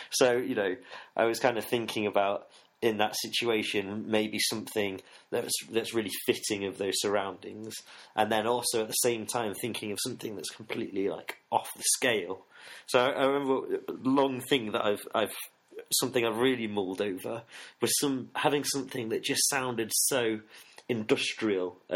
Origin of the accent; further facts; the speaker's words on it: Nottingham, East Midlands, United Kingdom; also born or lived in Sheffield; Yeah, yeah, I grew up in Nottingham.